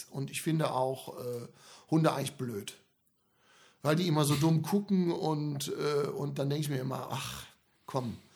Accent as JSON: {"language": "German", "country": "Germany", "tie": "born or raised there", "said": "Ja, ne, ich bin ja mit Comedy in Deutschland aufgewachsen."}